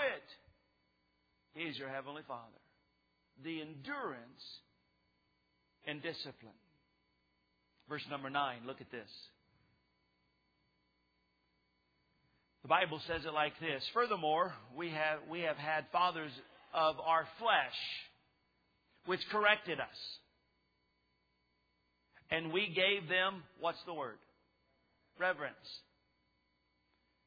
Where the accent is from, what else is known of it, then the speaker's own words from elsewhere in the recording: Texas, United States; I lived in the neighborhood growing up in Texas